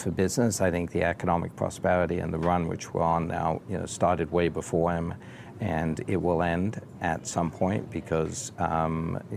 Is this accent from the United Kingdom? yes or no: yes; England, United Kingdom; now in United States; as a Brit